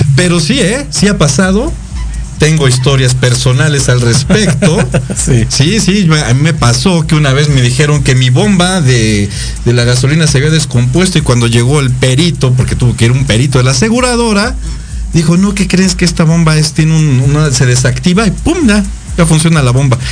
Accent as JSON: {"language": "Spanish", "country": "Mexico", "said": "como buenos mexicanos"}